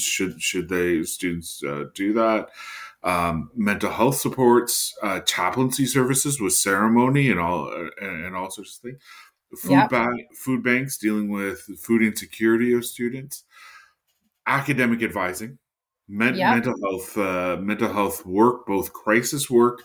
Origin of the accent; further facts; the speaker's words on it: Henvey Inlet First Nation, Ontario, Canada; I'm a member of Henvey Inlet First Nation here in Ontario